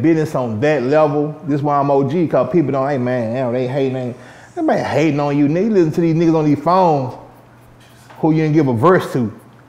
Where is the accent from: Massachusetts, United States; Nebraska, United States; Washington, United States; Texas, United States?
Texas, United States; Dallas; I'm from the South Dallas, Oak Cliff area, but I resided in the North